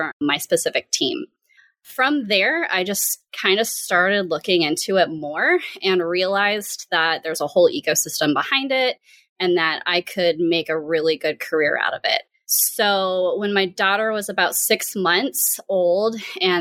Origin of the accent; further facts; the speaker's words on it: St. Louis, Missouri, United States; we're both from the St. Louis area